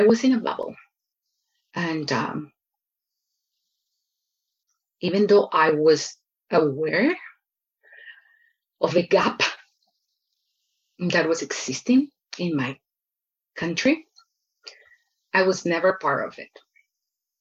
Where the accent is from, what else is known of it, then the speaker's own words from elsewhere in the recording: Lima, Peru; English is a second language; moved away as an adult; now in United States; I grew up in Lima, in Peru